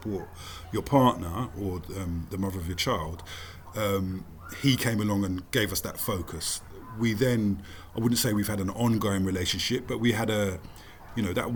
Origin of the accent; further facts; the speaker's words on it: London, United Kingdom; South London, born and bred